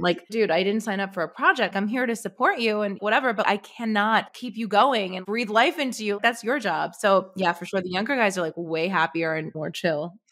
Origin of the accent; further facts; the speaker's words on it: New York City, New York, United States; now in Manhattan, United States; I grew up in Brooklyn. So, I grew up in, like, a really humble neighborhood in Brooklyn